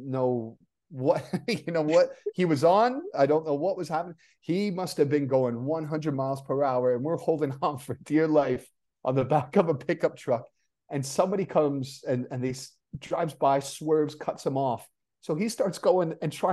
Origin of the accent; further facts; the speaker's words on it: Canada; moved away; also born or lived in England; I'm Canadian, Scottish-Canadian